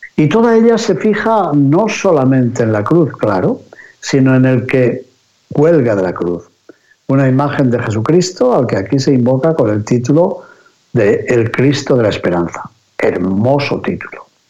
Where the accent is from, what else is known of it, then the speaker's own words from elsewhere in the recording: near Benavides de Órbigo, Castile and León, Spain; Cerca del pueblecito donde yo me crié, también en Benavides de Órbigo